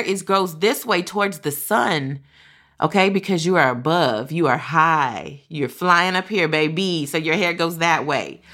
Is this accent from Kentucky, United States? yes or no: yes; Kentucky, United States; growing up in Kentucky, where I was a lot of around a lot of white people